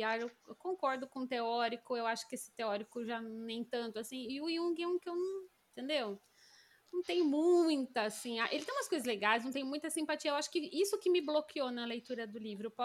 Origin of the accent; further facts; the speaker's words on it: Brazil; a gente é brasileira